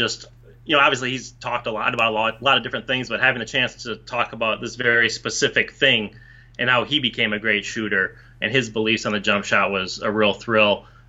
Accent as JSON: {"language": "English", "region": "Minnesota", "country": "United States", "moved": "yes", "lives_now": "New York, United States", "said": "my home state of Minnesota"}